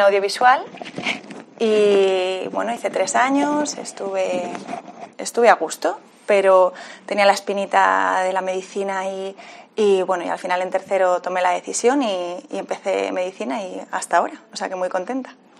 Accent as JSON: {"language": "Spanish", "town": "San Cristóbal de La Laguna", "region": "Canary Islands", "country": "Spain", "tie": "born or raised there", "also_born_or_lived": "Spanish mainland", "moved": "yes", "lives_now": "Alicante, Spain", "said": "nací en Tenerife, nací en Canarias. Y lo que pasa que, bueno, he dado muchas vueltas ya por, la península, pero, pero nací en, La Laguna, lagunera."}